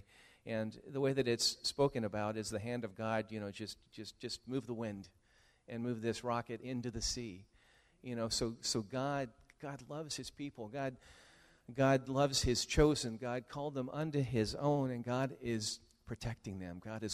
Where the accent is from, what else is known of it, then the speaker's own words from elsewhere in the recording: California, United States; I'm from California